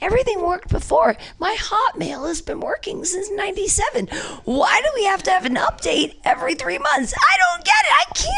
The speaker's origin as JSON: {"language": "English", "region": "Ohio", "country": "United States", "said": "I'm from Ohio. So this is like my Europe."}